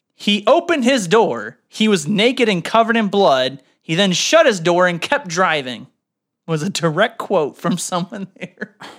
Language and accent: English; Canada; now in United States; I'm Canadian.